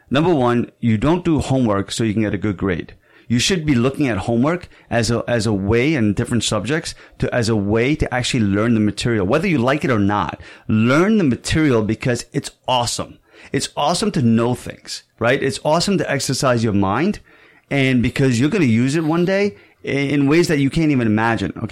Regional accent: Saudi Arabia; moved away; And I was also an immigrant here. You know, I came from Saudi Arabia.

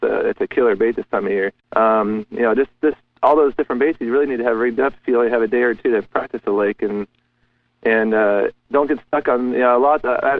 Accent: Southern California, United States; moved away as an adult; I grew up in Southern California

